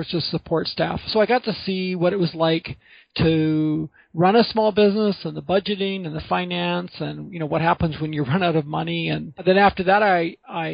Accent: Vancouver, British Columbia, Canada; I grew up in Vancouver

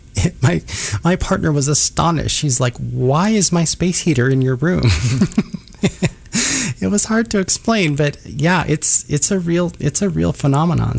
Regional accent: Minnesota, United States; now in Kansas City, United States; I grew up in Minnesota

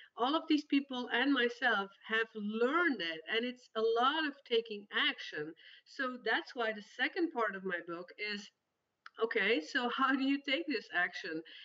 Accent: Belgium; accent: Belgian; English is a second language; moved away as an adult; also born or lived in Spain; now in Netherlands; I am originally from Belgium

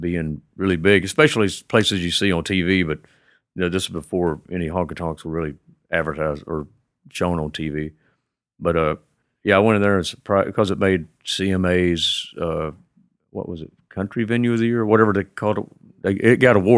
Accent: Pasadena, United States; I came from Pasadena

